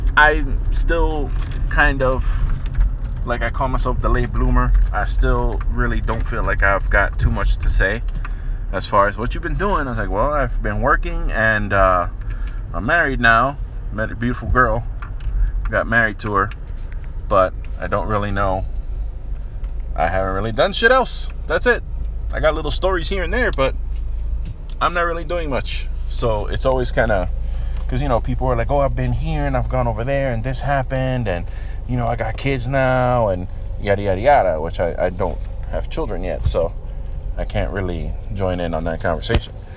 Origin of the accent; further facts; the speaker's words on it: New York City, New York, United States; I grew up in New York, more specifically the Bronx, New York